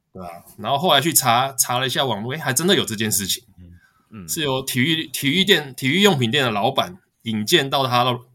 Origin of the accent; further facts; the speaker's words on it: Taiwan; 我是台湾来的